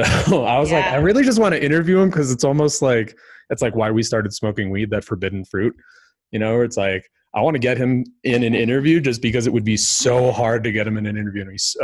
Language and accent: English; Colorado, United States; So I grew up, I was born in Colorado